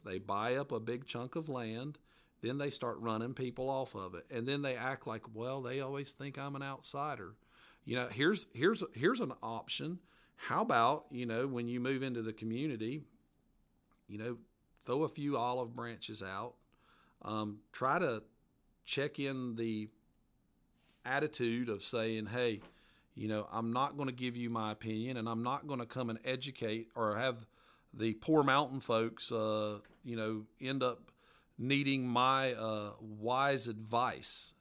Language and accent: English; Appalachia, United States; accent: mountain accent; my mountain accent